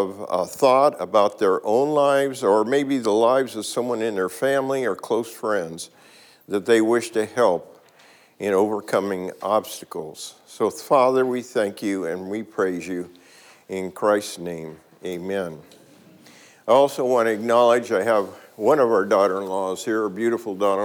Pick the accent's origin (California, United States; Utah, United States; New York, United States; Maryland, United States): California, United States; Oakland; I grew up in East Oakland during a very, very tough time